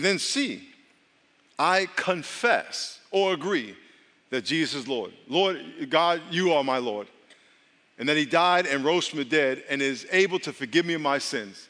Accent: Long Island, New York, United States; moved away; I grew up in Long Island.

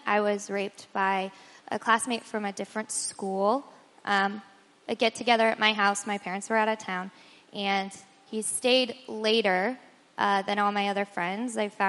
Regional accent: Colorado, United States; now in San Diego, United States; I grew up in Colorado.

